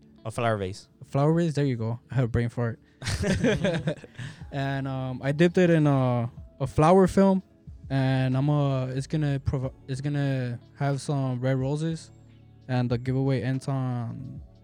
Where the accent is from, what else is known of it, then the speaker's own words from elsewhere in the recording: Los Angeles, California, United States; I'm proud for where I'm from